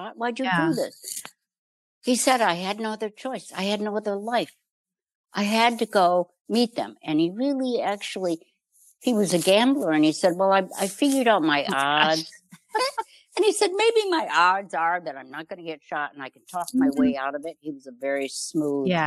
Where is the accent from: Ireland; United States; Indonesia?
United States; Chicago, Illinois; I grew up in Chicago.